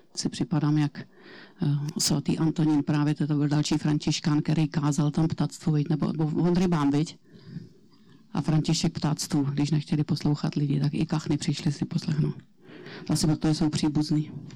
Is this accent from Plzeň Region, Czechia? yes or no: yes; Plzeň Region, Czechia; já jsem tady z Plzeňska